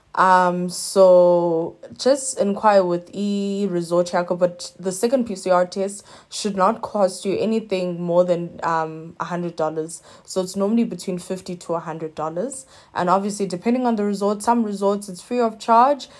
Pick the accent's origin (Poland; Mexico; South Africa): South Africa; as a South African, you end up having to now do four P C R tests